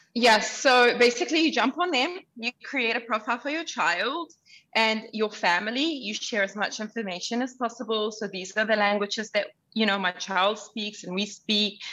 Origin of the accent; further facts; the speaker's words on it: Auckland, New Zealand; English is a second language; also born or lived in Sudan; now in Dubai, United Arab Emirates; I was born in Sudan, I was raised in Auckland, and now I live in Dubai. I was a refugee as a child. I couldn't speak English